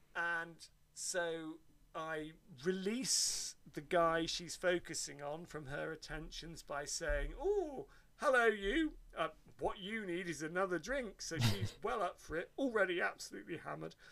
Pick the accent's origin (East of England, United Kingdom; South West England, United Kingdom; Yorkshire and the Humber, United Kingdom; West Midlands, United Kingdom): South West England, United Kingdom; Devon; Where I grew up in Devon